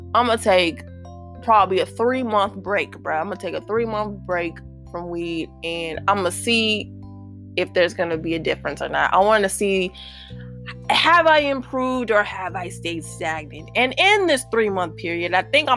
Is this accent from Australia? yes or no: no; St. Louis, Missouri, United States; St. Louis, right? Because that's my hometown